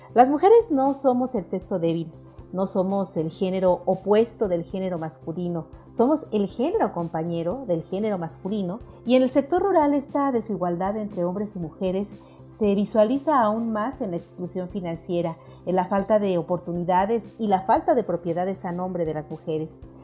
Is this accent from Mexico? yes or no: yes; Mexico; como mexicanos